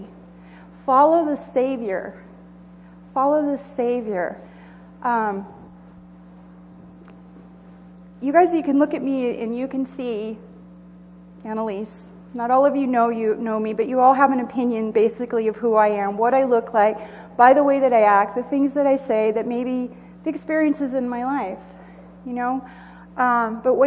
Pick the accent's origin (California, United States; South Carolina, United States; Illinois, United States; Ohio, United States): California, United States; Southern; moved away as an adult; also born or lived in Joshua Springs; now in Idaho, United States; I grew up in Southern California, in the desert